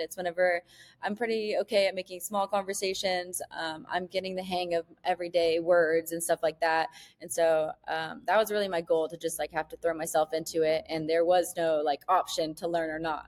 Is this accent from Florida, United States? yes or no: yes; Niceville, Florida, United States; moved away as an adult; now in Mexico; we grew up in Niceville